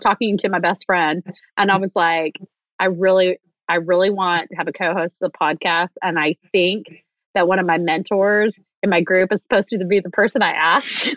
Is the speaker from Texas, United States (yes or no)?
yes; Texas, United States; I'm from Texas